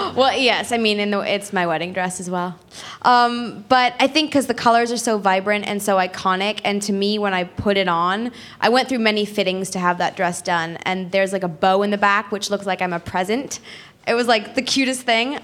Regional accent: Guildford, South East England, United Kingdom; I'm from Guildford

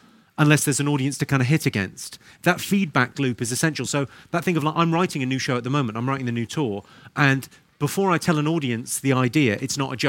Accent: Slough, South East England, United Kingdom; accent: posh; I'm from Slough

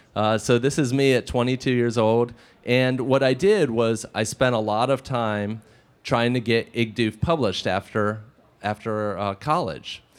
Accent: Washington, District of Columbia, United States; also born or lived in Maryland; I grew up in the Washington, D.C. area

